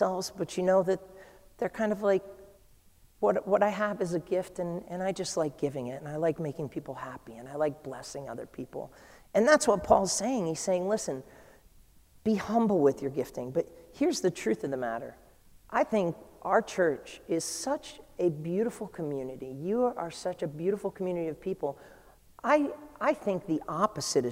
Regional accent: New England, United States; I'm from New England

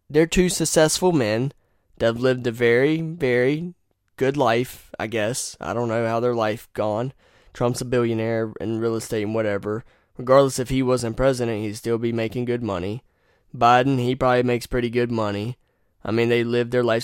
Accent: Wilson, North Carolina, United States; I was born in Wilson

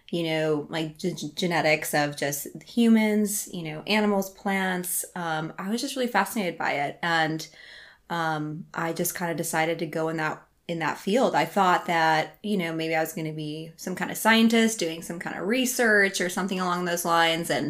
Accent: Iowa, United States; They hear you're American, and I'm like, I'm from Iowa.

